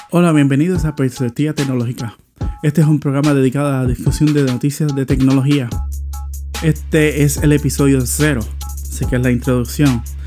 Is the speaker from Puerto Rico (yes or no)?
yes; Puerto Rico; now in Florida, United States; yo soy de Puerto Rico y vivo en Florida